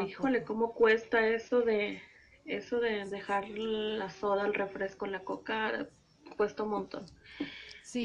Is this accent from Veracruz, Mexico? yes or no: yes; Veracruz, Mexico; Yo soy jarocha